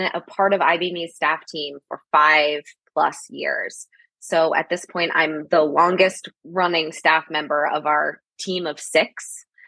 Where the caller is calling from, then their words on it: Massachusetts, United States; I am calling in from Massachusetts